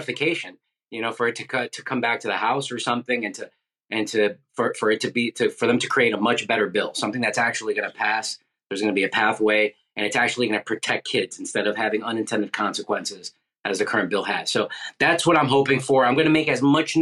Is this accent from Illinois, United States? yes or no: no; New York City, New York, United States; moved away as an adult; now in Florida, United States; Originally from New York City, but I moved here in 2003